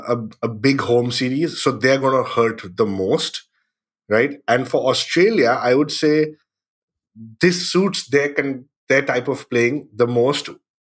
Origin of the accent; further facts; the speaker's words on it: India; for us as Indian cricket fans, I think in 2025, the dream would be to watch India versus Pakistan at the Lords or somewhere in England